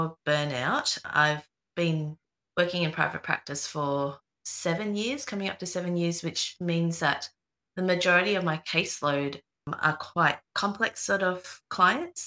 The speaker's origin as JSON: {"language": "English", "town": "Melbourne", "region": "Victoria", "country": "Australia", "said": "I'm from Melbourne"}